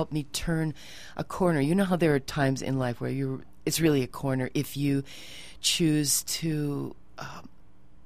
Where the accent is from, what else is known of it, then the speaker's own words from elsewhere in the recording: South Dakota, United States; moved away as an adult; also born or lived in New York City; I was born in South Dakota